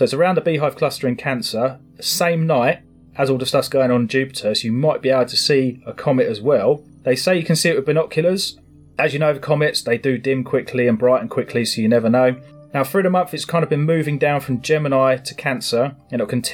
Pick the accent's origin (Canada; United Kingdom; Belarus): United Kingdom; England; we're English